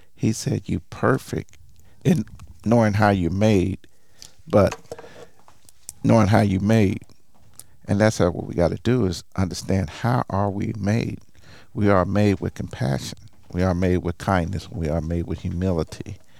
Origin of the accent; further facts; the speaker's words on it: Tulsa, Oklahoma, United States; I'm originally from Tulsa, Oklahoma